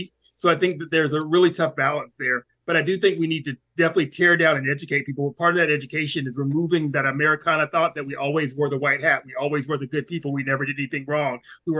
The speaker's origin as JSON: {"language": "English", "region": "the South", "country": "United States", "said": "I'm from the South"}